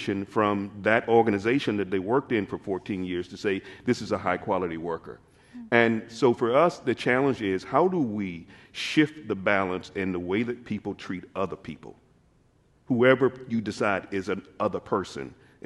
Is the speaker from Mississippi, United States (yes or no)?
yes; Mississippi Delta, United States; moved away as an adult; also born or lived in New York; now in Seattle, United States; I was born and raised in the Mississippi Delta